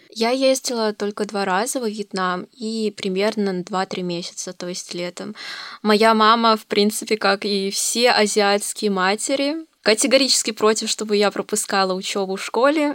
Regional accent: Novosibirsk, Novosibirsk Oblast, Russia; Я родилась в России, конкретно в Новосибирске. Родилась, училась

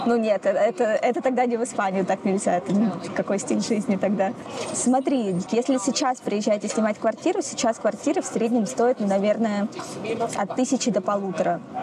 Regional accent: Saint Petersburg, Russia; moved away as an adult; now in Spain; я из Питера

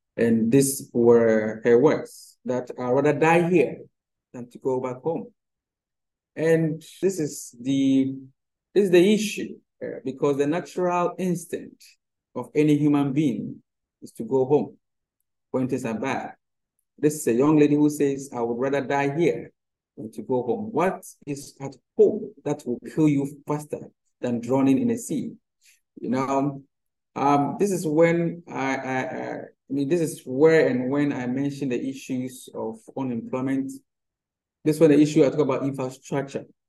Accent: Ghana; as a Ghanaian

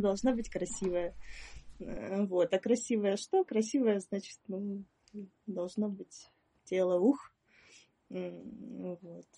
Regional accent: Perm, Perm Krai, Russia; also born or lived in Moscow / Saint Petersburg; now in Ukraine; я э, родилась в Перми

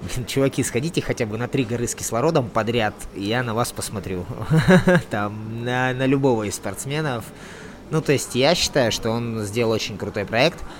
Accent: Siberia, Russia; now in Magadan Oblast, Russia; я сам родом из Сибири

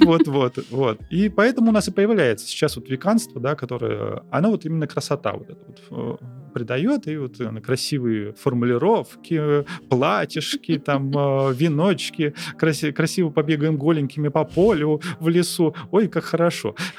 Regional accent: Arkhangelsk, Arkhangelsk Oblast, Russia; now in Saint Petersburg, Russia; Я родом с Архангельска

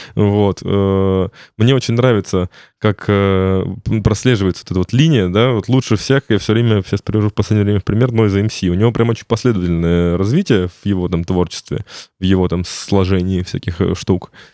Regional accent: Ryazan, Ryazan Oblast, Russia; я сам из Рязани

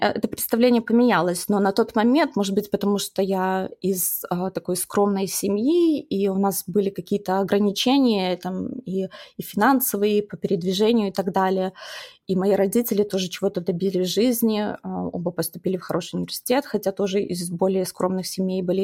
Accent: Baranovichi, Brest Region, Belarus; moved away as an adult; also born or lived in United States / Chicago; я росла в городе Барановичей

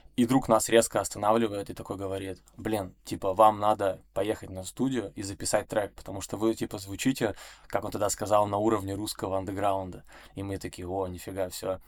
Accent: Perm, Perm Krai, Russia; moved away; also born or lived in Saint Petersburg; я из Перми

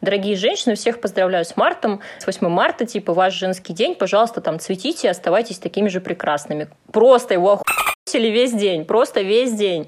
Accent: Moscow, Russia; also born or lived in Dnipro; я тоже родилась в Москве

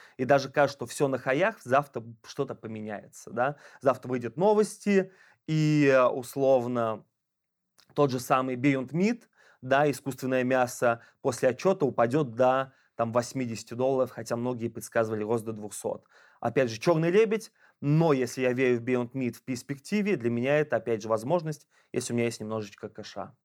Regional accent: Ulyanovsk, Ulyanovsk Oblast, Russia; я из Ульяновска

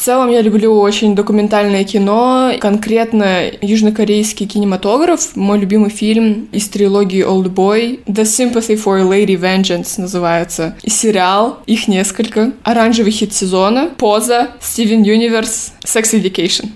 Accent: Almaty, Kazakhstan; я активистка из Казахстана, города Алматы.

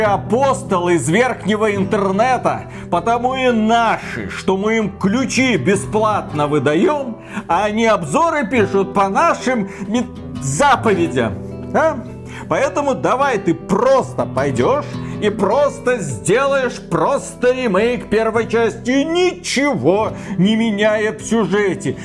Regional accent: Belarus; мы, два товарища из Беларуси

